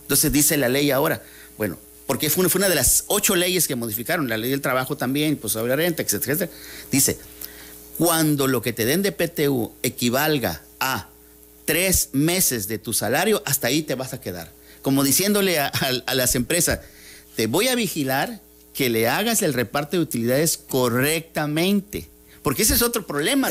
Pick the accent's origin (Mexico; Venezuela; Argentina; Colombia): Mexico; todos somos mexicanos